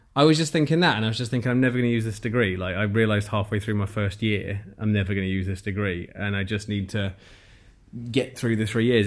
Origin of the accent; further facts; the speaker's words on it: Nottingham, East Midlands, United Kingdom; moved away as an adult; now in Bournemouth, United Kingdom; I moved to Bournemouth, which is where I am now from Nottingham, where I'm from